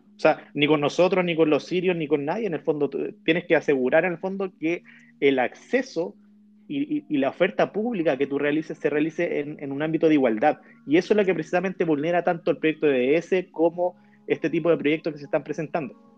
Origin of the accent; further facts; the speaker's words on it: Chile; now in Israel; somos chilenos